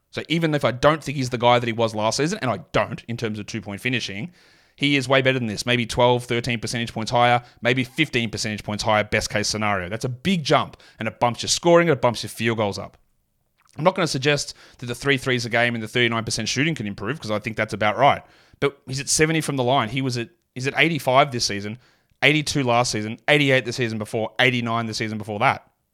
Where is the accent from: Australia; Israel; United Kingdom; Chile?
Australia; accent: Australian; my natural Australian accent